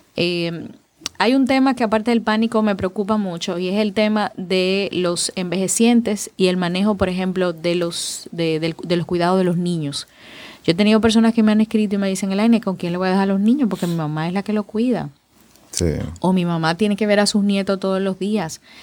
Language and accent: Spanish; Dominican Republic; A nosotros los dominicanos